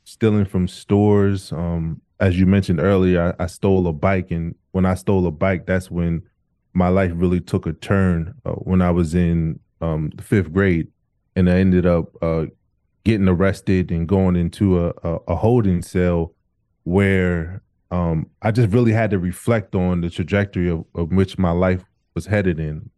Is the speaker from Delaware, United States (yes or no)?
yes; Wilmington, Delaware, United States; also born or lived in Camden, New Jersey; I was born in Camden, New Jersey, and when our house caught on fire when I was around two years old, I moved to Delaware, Wilmington, Delaware, um, where I was raised.